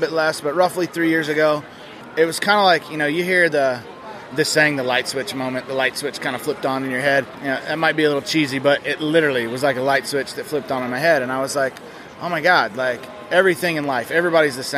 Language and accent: English; Alabama, United States; also born or lived in Colorado; now in Arizona, United States; I'm originally from Alabama